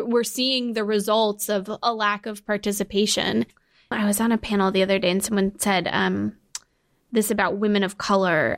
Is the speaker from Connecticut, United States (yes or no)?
yes; Connecticut, United States; I'm from Connecticut